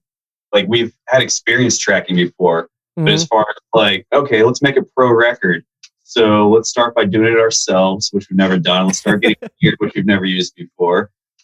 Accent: Woodbridge, Virginia, United States; I'm from sunny Woodbridge, Virginia.

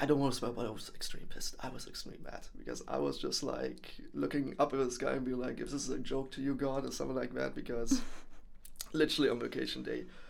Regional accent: Germany; moved away as an adult; now in Netherlands; born and raised in Germany, came over here to the Netherlands uh, four years ago

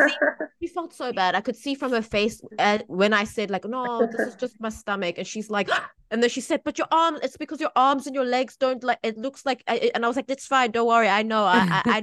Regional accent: South Africa; now in Taiwan; I'm from South Africa

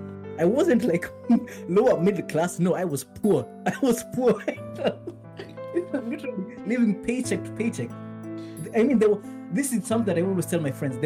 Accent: Kenya; as a Kenyan

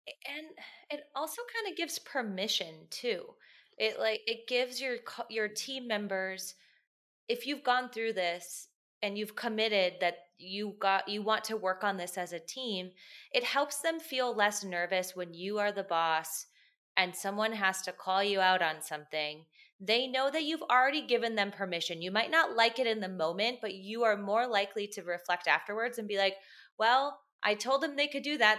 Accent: Minneapolis, Minnesota, United States; I'm from Minneapolis.

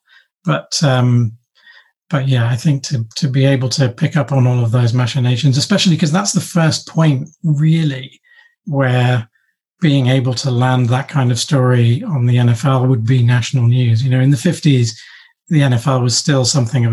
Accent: London, United Kingdom; we moved down to London when I was 10, 11.

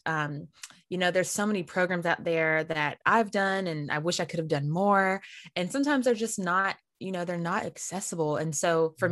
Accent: Winston-Salem, North Carolina, United States; I'm from Winston-Salem, North Carolina, hmm. and I grew up going to Mount Zion Baptist Church

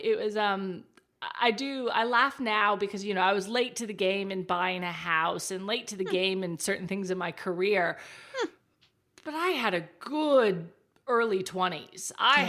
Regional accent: Texas, United States; moved away as an adult; now in Australia; I am. Can't you tell my Australian accent? It's wonderful.

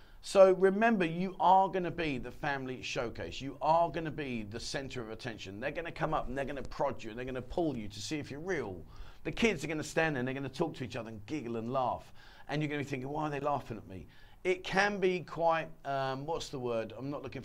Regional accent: England, United Kingdom; moved away as an adult; now in Pattaya, Thailand; I came from England

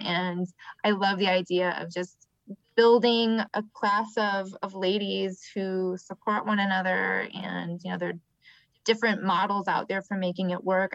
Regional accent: Michigan, United States; now in Atlanta, United States; I'm from Michigan.

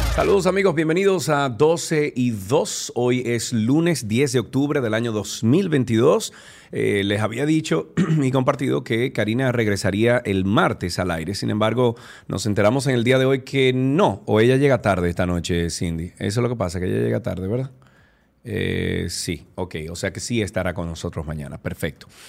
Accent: Dominican Republic; nosotros los dominicanos

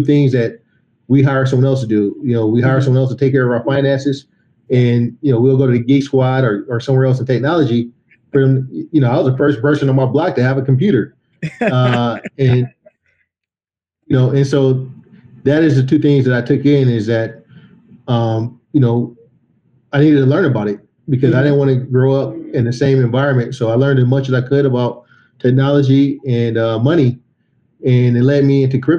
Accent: Oakland, California, United States; also born or lived in San Francisco, California; I was born in Oakland, California, and, you know, I come from a family of blue collar workers

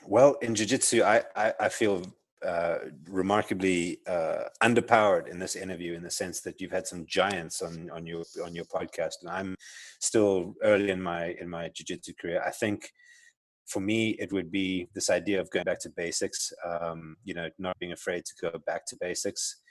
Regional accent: South Africa; accent: South African; moved away as an adult; also born or lived in Johannesburg; now in Arizona, United States; I grew up in South Africa, as you can tell from my accent. I'm South African

